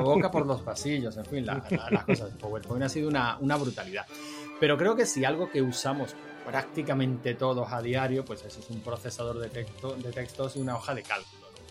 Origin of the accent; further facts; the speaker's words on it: Andalusia, Spain; yo soy andaluz